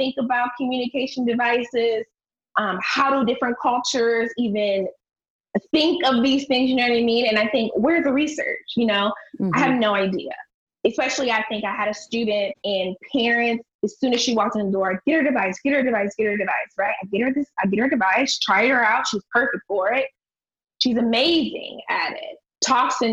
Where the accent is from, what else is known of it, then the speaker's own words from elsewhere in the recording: Akron, Ohio, United States; I'm from Akron